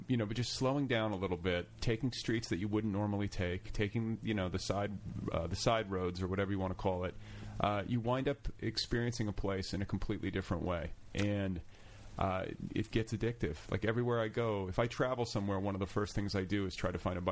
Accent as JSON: {"language": "English", "region": "Midwest", "country": "United States", "tie": "born or raised there", "said": "I had the suburban Midwestern thing."}